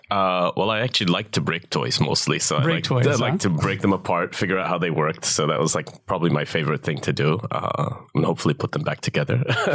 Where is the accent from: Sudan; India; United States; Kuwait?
Kuwait; This was in Kuwait. I grew up in Kuwait